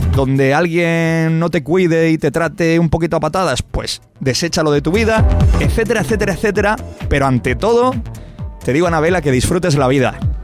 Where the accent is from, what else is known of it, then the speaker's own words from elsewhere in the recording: Aguaderas, Region of Murcia, Spain; Yo, Aguaderas.